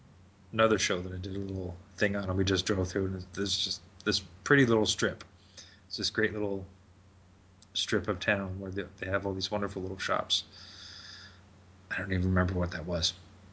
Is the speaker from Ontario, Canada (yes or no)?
yes; Toronto, Ontario, Canada; also born or lived in Montreal / Brampton; Yeah, so I spent some quality time in Brampton, then moved to Toronto. Now I'm east of Toronto because I just didn't want to raise my kids in Toronto.